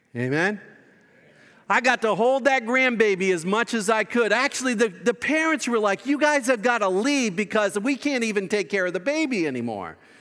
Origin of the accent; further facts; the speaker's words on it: Boston, Massachusetts, United States; that's my hometown.